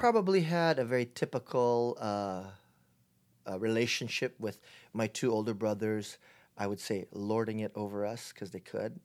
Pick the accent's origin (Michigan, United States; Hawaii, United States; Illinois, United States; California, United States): Hawaii, United States; Honolulu; moved away as an adult; now in San Diego, United States; I was, uh, born and raised in Hawaii, in Honol-, Honolulu, Hawaii